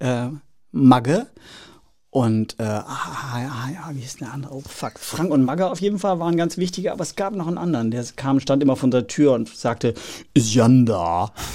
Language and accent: German; Oldenburg, Lower Saxony, Germany; moved away as an adult; also born or lived in Rostock; der kleine Junge aus Oldenburg